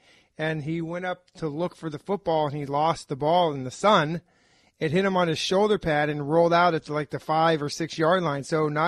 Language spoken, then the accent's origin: English; West Coast, United States; moved away as an adult; also born or lived in Seattle; we grew up on the West Coast